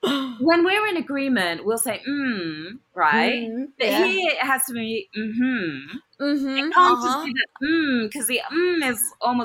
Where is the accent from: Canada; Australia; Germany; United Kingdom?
United Kingdom; accent: British; moved away as an adult; now in United States; I came over when I was like 18, so I have my firm British accent.